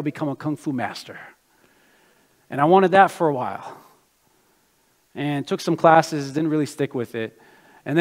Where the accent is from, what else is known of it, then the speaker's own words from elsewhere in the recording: United States; also born or lived in Brazil; I was born in Brazil, but I grew up in America